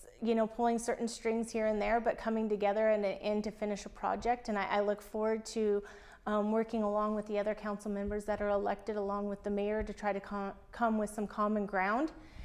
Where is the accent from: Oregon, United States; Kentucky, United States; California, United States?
Oregon, United States; Enterprise; moved away; I grew up in Enterprise, Oregon.